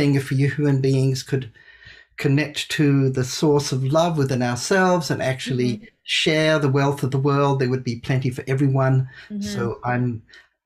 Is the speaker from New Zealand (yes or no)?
yes; New Zealand; moved away as an adult; also born or lived in India; I grew up in New Zealand